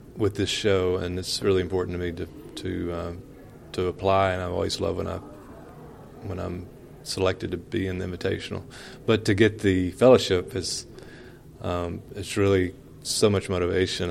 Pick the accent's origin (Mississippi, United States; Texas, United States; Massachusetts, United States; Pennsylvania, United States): Mississippi, United States; West Point; moved away as an adult; also born or lived in Chicago; born and raised in West Point, Mississippi